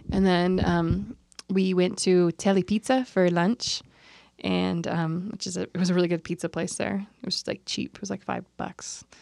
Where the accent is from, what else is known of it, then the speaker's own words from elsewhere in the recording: California, United States; We're both from California